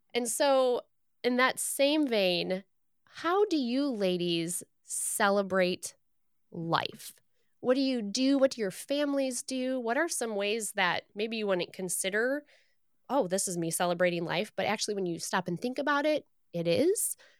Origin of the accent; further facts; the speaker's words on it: Michigan, United States; As a Michigander, born and raised in Michigan